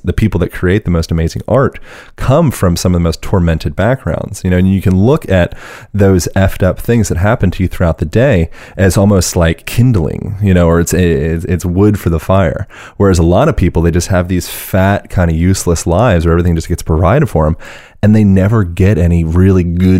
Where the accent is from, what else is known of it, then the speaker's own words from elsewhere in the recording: Pennsylvania, United States; born there; born in Pennsylvania.